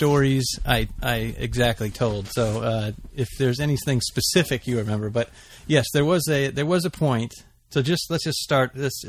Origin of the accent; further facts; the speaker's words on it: Los Angeles, California, United States; also born or lived in Glendale, California / Humboldt County, California; I'm a fourth generation Angeleno. And my son's fifth. So I was born in Glendale and then grew up in L.A., all over L.A.